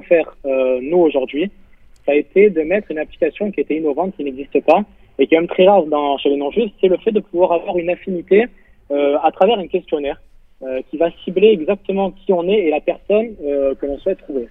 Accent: Marseille, Provence-Alpes-Côte d'Azur, France; je viens de Marseille

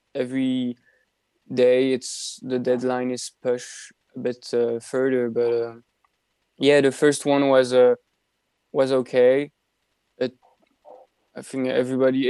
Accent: Belgium; moved away as an adult; I'm still an exchange student as I'm from Belgium

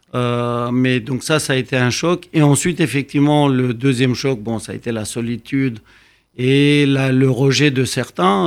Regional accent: Romania; moved away as an adult; also born or lived in Bucharest; now in Paris, France; la Roumanie, ou ce que je connaissais

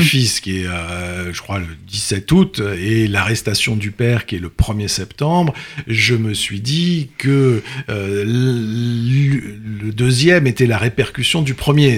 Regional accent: Brittany, France; Je suis breton, c'est une famille bretonne

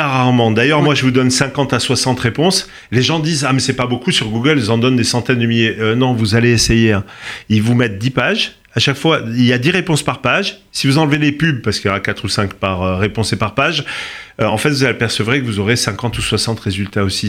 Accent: Corsica, France; je suis corse

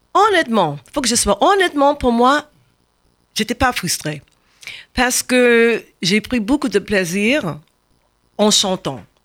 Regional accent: Washington, District of Columbia, United States; French is a second language; moved away; also born or lived in Baltimore; Je suis né à Baltimore, mais j'ai quitté Baltimore très jeune. Donc, je, suis grandi à Washington

